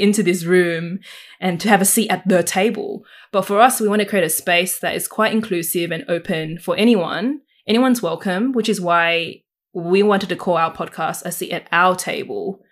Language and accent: English; Sydney, New South Wales, Australia; I also was born in the Fairfield, Canterville, Camerata area and have been living here all my